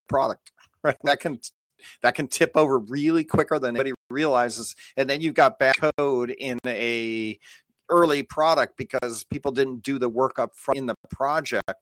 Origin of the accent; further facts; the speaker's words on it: Los Angeles, California, United States; moved away as an adult; also born or lived in Calabasas; now in Bay Area, United States; I come from